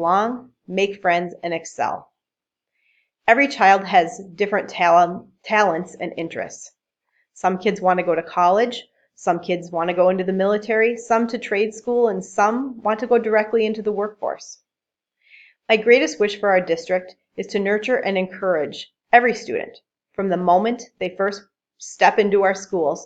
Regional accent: New Brighton, Minnesota, United States; now in Buffalo, United States; I grew up in New Brighton, Minnesota, and graduated from Irondale High School

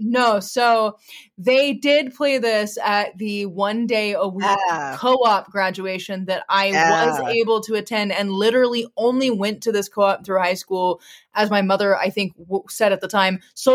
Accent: Midwest, United States; I grew up in the Midwest

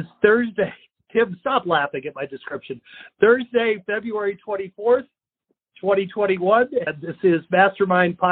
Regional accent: Florida, United States; I'm from Florida

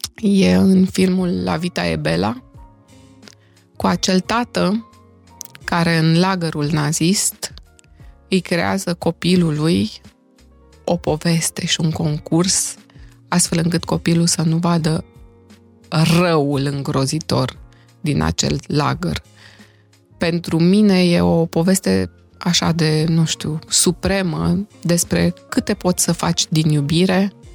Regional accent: Romania; also born or lived in Timișoara; now in Bucharest, Romania; partea noastră din România

